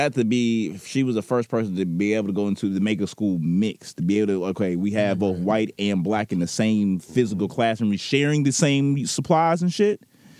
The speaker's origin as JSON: {"language": "English", "town": "Little Rock", "region": "Arkansas", "country": "United States", "tie": "born or raised there", "said": "Like, yeah, I was born in Little Rock."}